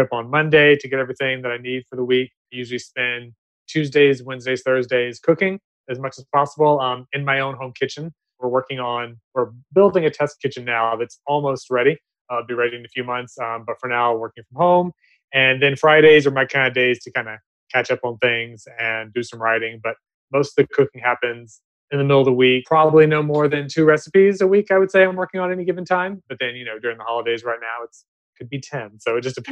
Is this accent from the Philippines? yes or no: no; the South, United States; now in Los Angeles, United States; I'm from the South originally